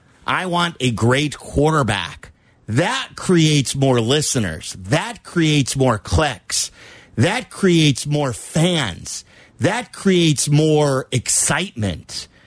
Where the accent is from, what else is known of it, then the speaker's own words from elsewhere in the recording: Skokie, Illinois, United States; I grew up in Skokie.